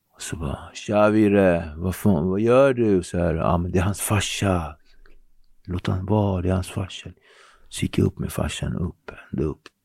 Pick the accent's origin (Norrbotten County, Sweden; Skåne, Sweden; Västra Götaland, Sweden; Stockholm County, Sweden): Stockholm County, Sweden; Nacka; also born or lived in Henriksdalsringen / Cape Verde (ancestry); Jag kommer från Ektorp. Ektorp är pittoreskt, idylliskt.